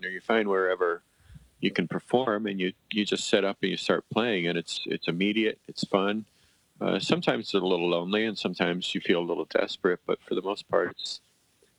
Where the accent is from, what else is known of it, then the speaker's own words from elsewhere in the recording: Coventry, Connecticut, United States; moved away as an adult; also born or lived in Madison; I grew up in Coventry